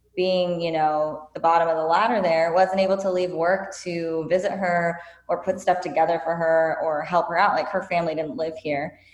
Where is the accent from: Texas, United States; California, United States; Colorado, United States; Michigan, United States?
California, United States; Whittier; also born or lived in Venice Beach, California; I grew up in Whittier, California, so it's in Los Angeles County